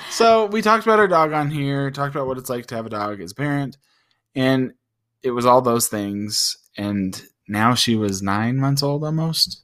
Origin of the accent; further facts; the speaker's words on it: United States; we're all American